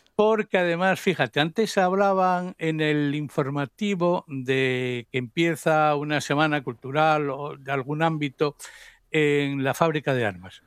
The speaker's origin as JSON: {"language": "Spanish", "town": "Oviedo", "region": "Asturias", "country": "Spain", "tie": "born or raised there", "lives_now": "Gijón, Spain", "said": "nací, me nacieron, crecí en Oviedo"}